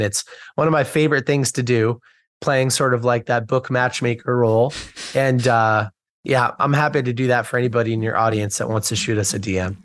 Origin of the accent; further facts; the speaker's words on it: United States; I'm from the United States